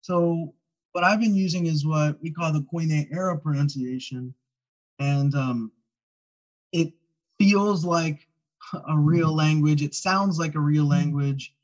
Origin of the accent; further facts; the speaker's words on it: Kentucky, United States; moved away as an adult; also born or lived in Hawaii; now in Oahu, United States; I'm from Kentucky